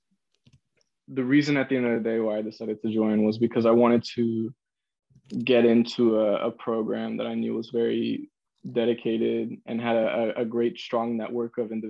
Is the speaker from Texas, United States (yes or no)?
no; San Francisco, California, United States; I'm born and raised in San Francisco, California